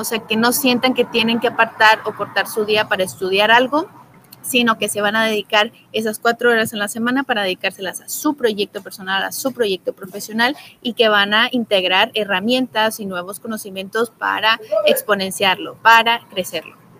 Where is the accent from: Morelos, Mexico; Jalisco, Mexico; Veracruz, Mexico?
Jalisco, Mexico; Guadalajara; moved away as an adult; now in Quintana Roo, Mexico; yo soy originaria de Guadalajara, Jalisco, pero ya llevo siete años en Quintana Roo